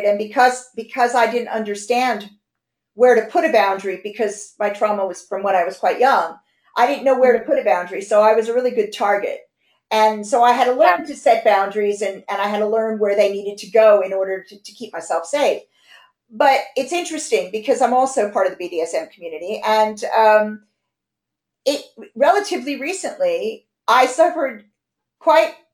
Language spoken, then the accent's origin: English; United States; moved away as an adult; now in London, United Kingdom; I'm American. They blame it on me being American. I've lived here half my life